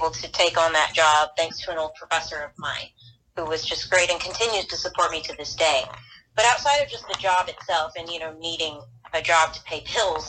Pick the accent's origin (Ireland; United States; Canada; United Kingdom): United States; Birmingham, Alabama; now in Auburn, United States; I'm from Birmingham